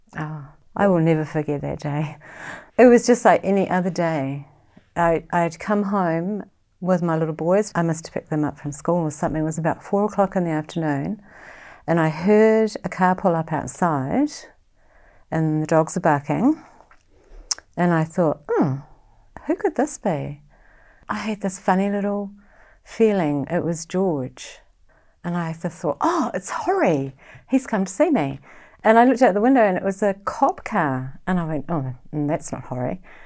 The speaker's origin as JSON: {"language": "English", "region": "Auckland", "country": "New Zealand", "tie": "born or raised there", "moved": "yes", "lives_now": "Far North, New Zealand", "said": "I live in the far north. I grew up in West Auckland"}